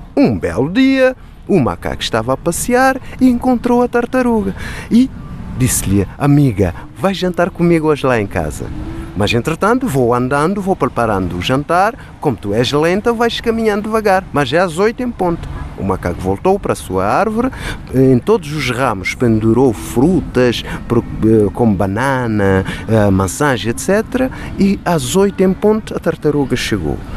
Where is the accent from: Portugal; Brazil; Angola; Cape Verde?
Cape Verde; Em Cabo Verde, como sabem, temos um prato tradicional que chama-se cachupa